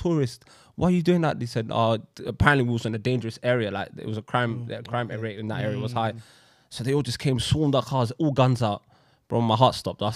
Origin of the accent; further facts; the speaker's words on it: England, United Kingdom; I'm from England, mate.